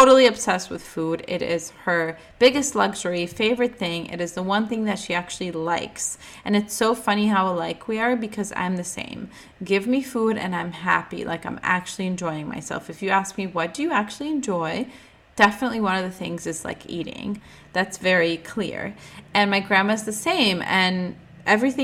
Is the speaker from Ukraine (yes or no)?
yes; Ukraine; I was born in the Ukrainian hospital